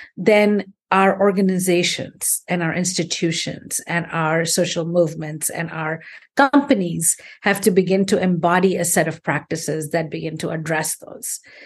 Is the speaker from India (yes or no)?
yes; India; moved away; also born or lived in United States; I grew up in India. I, I left and I've had a career all over the world, um, but particularly in the United States